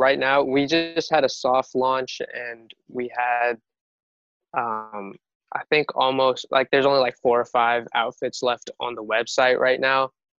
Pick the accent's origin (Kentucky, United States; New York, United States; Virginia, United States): Kentucky, United States; Louisville; Like, you know, we're from Louisville, like, yo, it's not happening over there.